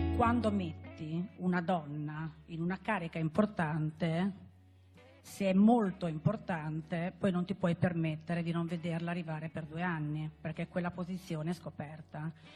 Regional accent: Emilia-Romagna, Italy; io sono emiliana

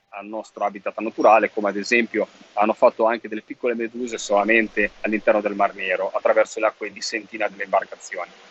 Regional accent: Liguria, Italy; sono ligure

